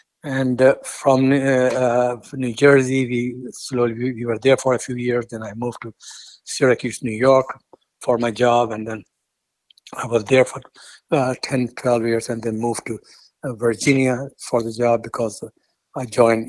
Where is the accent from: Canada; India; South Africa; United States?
India; born there; also born or lived in Afghanistan; And then I was born in India, and then I happened to go back to Afghanistan, but he sent me back.